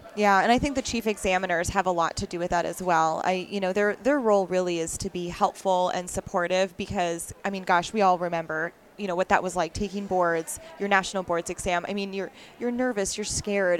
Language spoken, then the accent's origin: English; Wisconsin, United States; I'm actually from Wisconsin originally